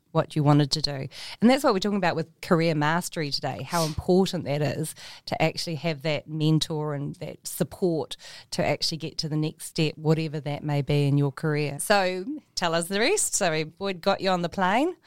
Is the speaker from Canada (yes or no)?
no; New Zealand; as New Zealanders from Aotearoa, we have deep roots to our whenua.